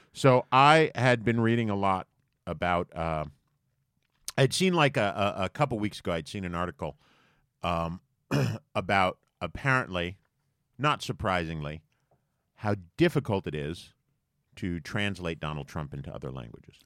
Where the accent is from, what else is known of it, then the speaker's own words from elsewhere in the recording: United States; being American